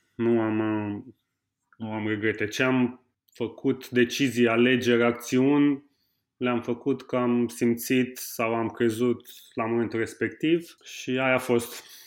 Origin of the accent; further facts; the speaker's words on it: Constanța, Constanța County, Romania; also born or lived in Brașov; am crescut între Constanța și Brașov. Noi locuind în Constanța, având bunici în Brașov